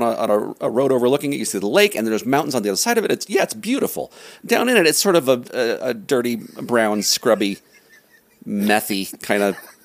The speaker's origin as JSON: {"language": "English", "town": "Lake Elsinore", "region": "California", "country": "United States", "tie": "born or raised there", "moved": "yes", "said": "I'm the oldest of six kids. I grew up in Southern California in a town called Lake Elsinore. And I had a relatively normal, happy childhood, I guess."}